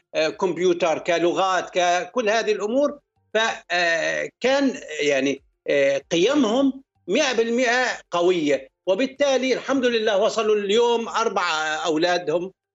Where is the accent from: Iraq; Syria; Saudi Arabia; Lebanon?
Syria; moved away as an adult; also born or lived in Gulf; بلدي سوريا